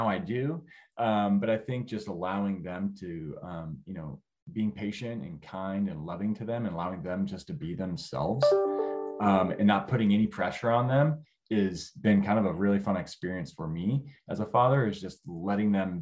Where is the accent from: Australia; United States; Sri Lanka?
United States; California; moved away as an adult; now in Northwest Arkansas, United States; I'm originally from California. So I moved to Northwest Arkansas